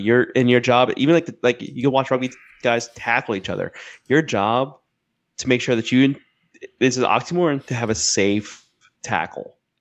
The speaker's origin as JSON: {"language": "English", "region": "South Florida", "country": "United States", "tie": "born or raised there", "said": "growing up in Florida, I mean Florida, like South Florida especially"}